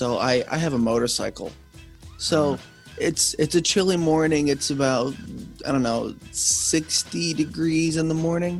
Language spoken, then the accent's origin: English; New York, United States; moved away; also born or lived in Delaware; because I'm from New York.